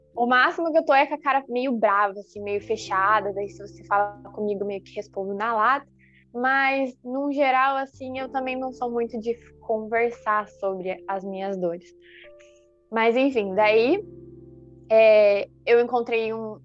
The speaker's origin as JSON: {"language": "Portuguese", "town": "Curitiba", "region": "Paraná", "country": "Brazil", "moved": "as an adult", "lives_now": "Criciúma, Brazil", "said": "eu sou de Curitiba uhum. e eu uhum. tô aqui em Criciúma um ano e meio."}